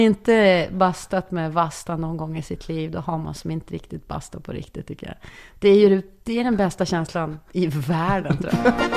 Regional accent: Umeå, Norrland, Sweden; jag var den enda från Norrland

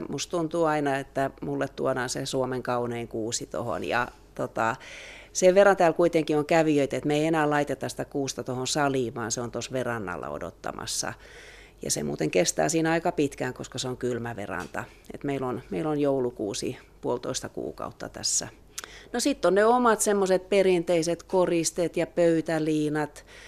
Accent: Turku, Southwest Finland, Finland; now in Loviisa, Finland; mä oon Turusta kotoisin

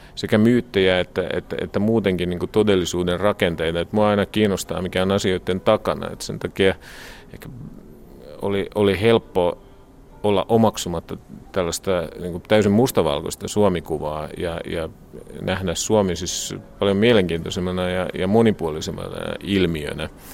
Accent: Harku, Harju County, Estonia; Finnish is a second language; moved away as an adult; also born or lived in Koski, Finland / Kouvola, Finland; now in Tallinn, Estonia; enpä ole tallinnalainen, että olen Harkusta. Ja itse asiassa en ole asunut varsinaisesti ja virallisesti ollut Tallinnassa

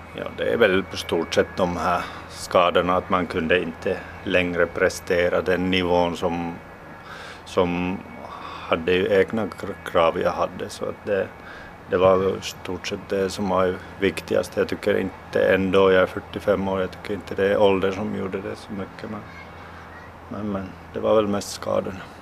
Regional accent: Finland; also born or lived in Russia; när jag flyttade från, från Ryssland tillbaks till Finland

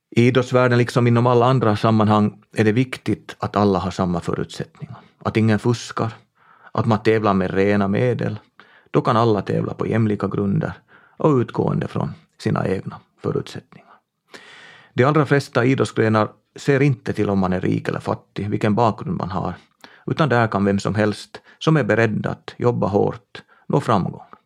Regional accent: Tenala, Uusimaa, Finland; Min hembygd är Tenala i västra Nyland. Där är jag född och uppvuxen på en bondgård

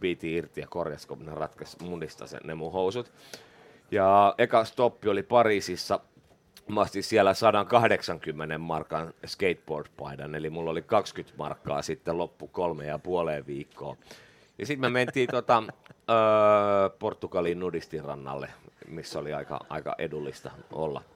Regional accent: Espoo, Uusimaa, Finland; also born or lived in Vuosaari, Helsinki / Töölö, Helsinki; Sitten mä harhauduin espoolaiseksi. Mä olin äh, alaasteen Laajalahdessa, yläasteen pohjois no. yläasteen laaja. Tota, eli Espoossa noin kouluajat, teini, no. teiniajat

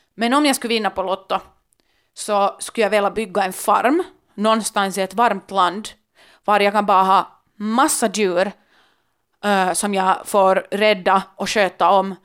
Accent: Helsinki, Uusimaa, Finland; jag kommer från Finland, Helsingfors, var möjligheterna är ganska långt oändliga

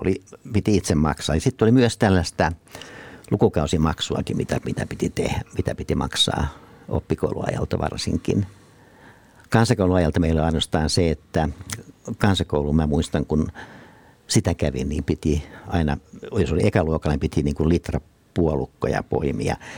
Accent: Nurmo, South Ostrobothnia, Finland; mä oon syntynyt siis Nurmossa

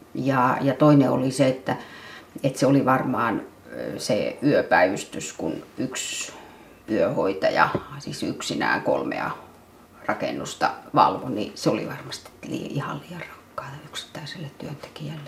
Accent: Savonlinna area, South Savo, Finland; born or raised there; moved away

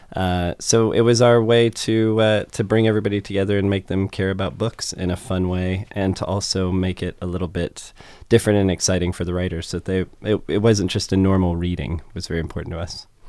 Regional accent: United States; I'm American

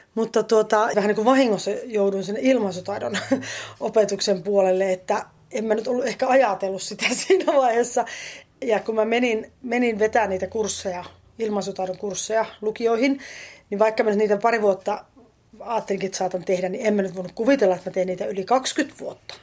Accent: Varkaus, North Savo, Finland; also born or lived in Joroinen / Savonlinna / Orivesi / Helsinki; now in Lahti, Finland; Mähän olen syntynyt tuolla Varkaudessa ja asunut Itä-Suomessa, Varkaudessa, Joroisissa, Savonlinnassa – aikaisemmin

